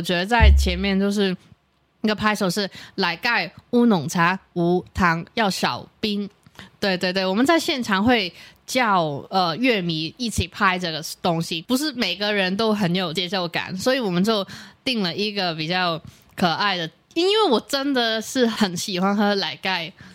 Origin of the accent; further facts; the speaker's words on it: Hong Kong; moved away as an adult; now in Taiwan; 我是，呃，来自香港的一个女生